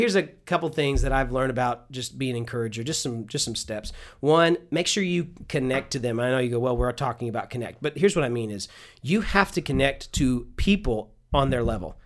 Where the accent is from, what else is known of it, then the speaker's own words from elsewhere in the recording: Houston, Texas, United States; I'm from Houston